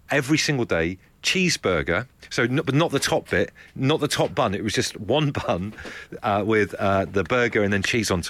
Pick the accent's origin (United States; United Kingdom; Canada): United Kingdom; South West England; Hey, look, I'm from Devon. That's all we got going on down there.